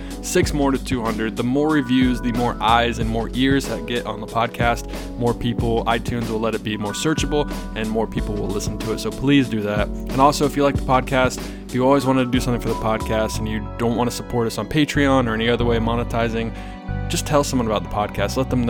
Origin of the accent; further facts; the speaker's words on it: East Coast, United States; I grew up in the East Coast and there wasn't much backcountry flying to be had